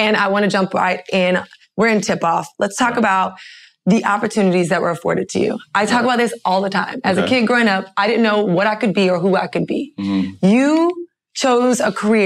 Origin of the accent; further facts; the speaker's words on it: Miami, Florida, United States; moved away as an adult; now in New York, United States; I'm from Miami, Florida